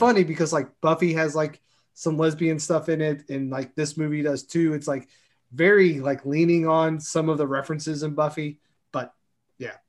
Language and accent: English; Kentucky, United States; I'm from Kentucky, and, you know, We're not all coal miners